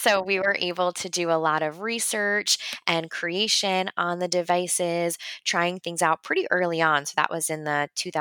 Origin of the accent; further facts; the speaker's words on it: Long Island, New York, United States; I grew up in New York on Long Island, so about an hour and a half from the city